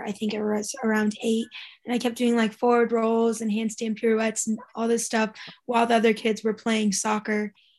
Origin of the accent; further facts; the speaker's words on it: Boston, Massachusetts, United States; moved away; I'm from Boston, Massachusetts, but I'm currently at the University of Miami, and I'm on the cheer team.